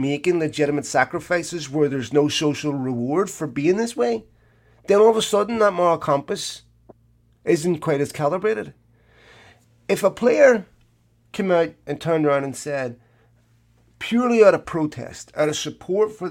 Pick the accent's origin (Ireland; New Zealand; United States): Ireland